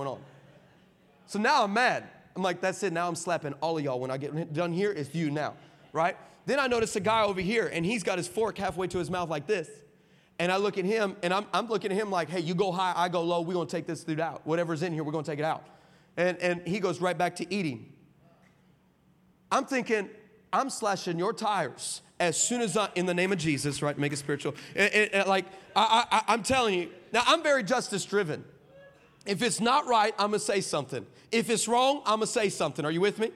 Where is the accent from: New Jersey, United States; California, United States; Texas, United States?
Texas, United States; El Paso; I'm from El Paso